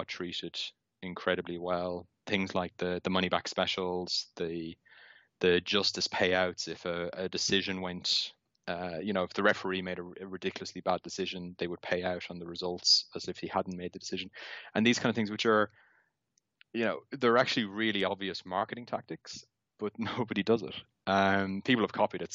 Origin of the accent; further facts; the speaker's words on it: Ireland; Obviously, I'm Irish, living in Dublin